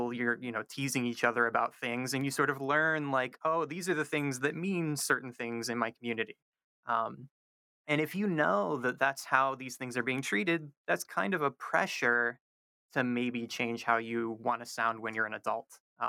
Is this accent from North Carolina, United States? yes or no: yes; Charlotte, North Carolina, United States; My dad has that sort of accent, but I don't. And I'm from the South, too.